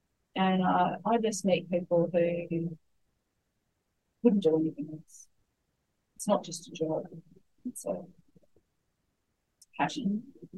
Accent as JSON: {"language": "English", "town": "Sydney", "region": "New South Wales", "country": "Australia", "tie": "born or raised there", "said": "But we would never have even thought about it growing up in Sydney."}